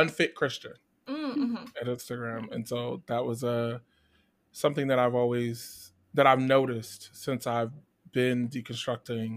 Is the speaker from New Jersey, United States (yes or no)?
yes; Trenton, New Jersey, United States; I'm from New Jersey, the capital of New Jersey, Trenton.